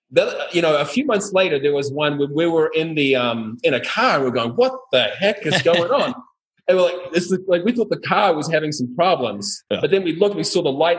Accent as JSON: {"language": "English", "country": "New Zealand", "moved": "as an adult", "lives_now": "Guatemala", "said": "I'm from New Zealand, so a world apart from Latin America."}